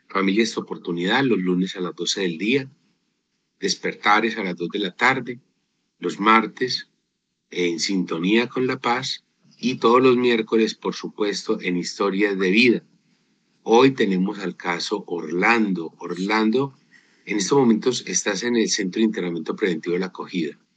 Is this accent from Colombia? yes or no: yes; Arauca, Colombia; moved away as an adult; now in Antioquia, Colombia; Soy del departamento de Arauca.